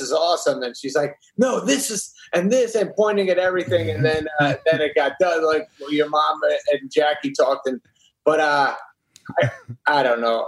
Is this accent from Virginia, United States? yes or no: no; New Hampshire, United States; also born or lived in Brooklyn, New York; When I was five, he got a job in New Hampshire, so we moved to New Hampshire, and then I grew it. up there.